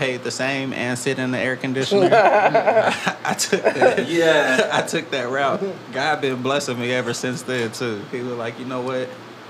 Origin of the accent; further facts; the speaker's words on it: El Paso, Texas, United States; I grew up in Riverside